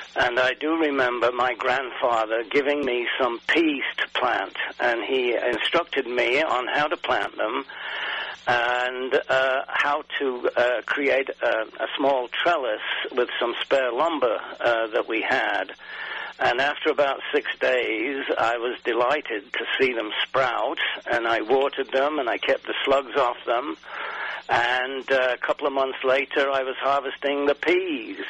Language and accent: English; England, United Kingdom; I grew up in England